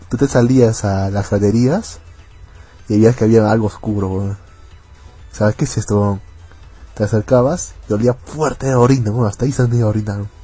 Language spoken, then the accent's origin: Spanish; Arequipa, Peru; fue el aniversario de mi ciudad.